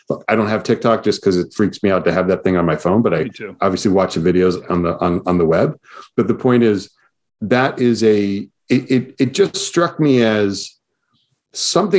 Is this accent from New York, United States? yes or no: yes; New York City, New York, United States; I lived in New York City. I grew up in New York City